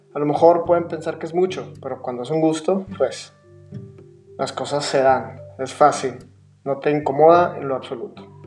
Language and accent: Spanish; Monterrey, Nuevo León, Mexico; actualmente vivo en Monterrey, mi ciudad natal